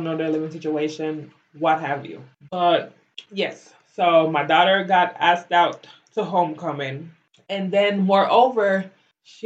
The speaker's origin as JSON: {"language": "English", "country": "Belize", "tie": "born or raised there", "moved": "as an adult", "lives_now": "United States", "said": "I grew up in Belize. I went to school there. I graduated high school"}